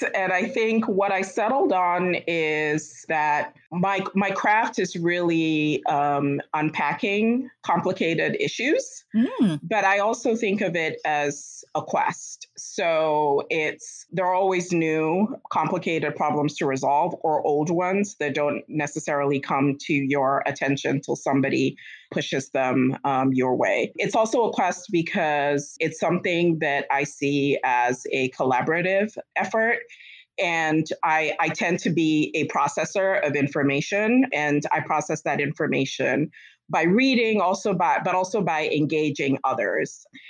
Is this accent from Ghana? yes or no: yes; Ghana; now in United States; I am from Ghana and the United States. My parents were from Ghana. I partly grew up there, but I was actually born in the United States.